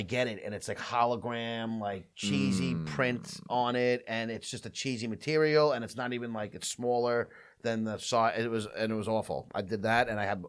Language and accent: English; Farmingdale, United States; This is my hometown.